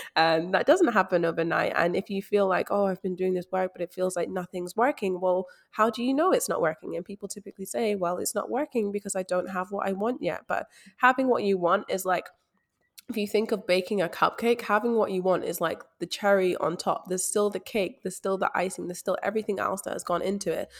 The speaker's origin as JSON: {"language": "English", "region": "Scotland", "country": "United Kingdom", "moved": "yes", "lives_now": "Australia", "said": "I am from Scotland based overseas in Australia"}